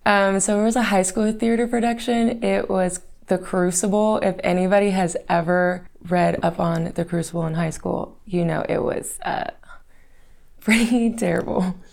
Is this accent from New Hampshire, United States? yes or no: no; Fort Worth, Texas, United States; I was born in Fort Worth, Texas